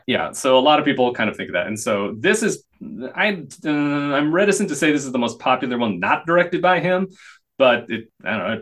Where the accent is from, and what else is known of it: United States